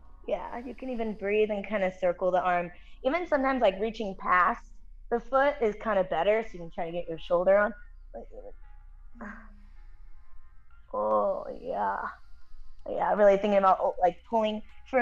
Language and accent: English; El Monte, California, United States; I'm from Monte because that's where I'm from, also known as SGV